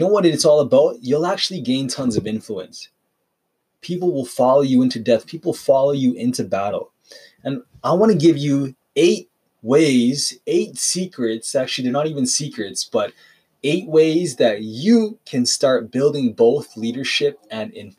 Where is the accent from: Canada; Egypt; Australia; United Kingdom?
Canada; Calgary, Alberta; I'm from Calgary